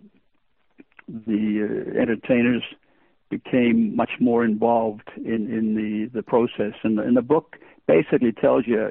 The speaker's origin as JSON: {"language": "English", "country": "Australia", "tie": "born or raised there", "also_born_or_lived": "Estonia", "second_language": "English", "said": "being born in Estonia, being a DP or a displaced person, and after the war, immigrating to Australia, and then I grew up basically in Australia, learning the new English language"}